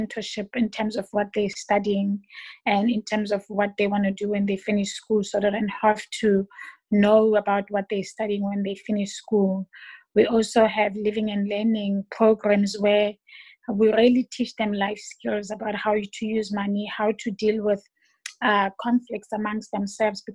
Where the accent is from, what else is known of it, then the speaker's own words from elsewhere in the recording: Johannesburg, Gauteng, South Africa; now in Port Elizabeth, South Africa; I'm from Joburg originally, and I ended up here in PE by default